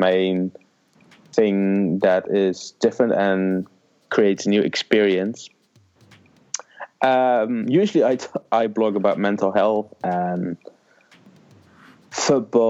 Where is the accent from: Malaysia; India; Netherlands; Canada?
Netherlands; I'm a Dutch blogger for Daily Focal